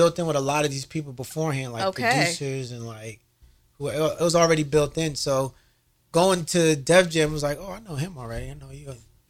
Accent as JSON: {"language": "English", "region": "New Jersey", "country": "United States", "said": "Because I'm from New Jersey."}